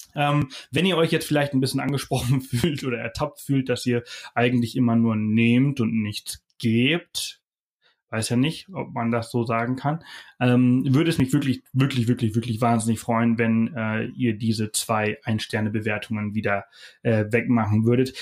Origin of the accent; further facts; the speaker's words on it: Germany; als Deutsche